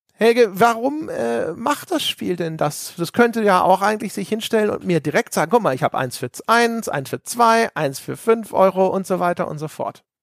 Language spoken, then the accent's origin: German; Lower Saxony, Germany; moved away; also born or lived in Bavaria; Ich bin gebürtig, bin ich ja aus äh, Niedersachsen.